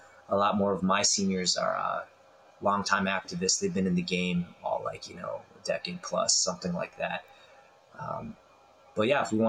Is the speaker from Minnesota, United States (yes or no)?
yes; Duluth, Minnesota, United States; moved away as an adult; also born or lived in Sokcho, South Korea / Chicago, United States; now in South Korea; I grew up in like Duluth, Minnesota, so like northern Minnesota, predominantly white, 88,000 people in the city.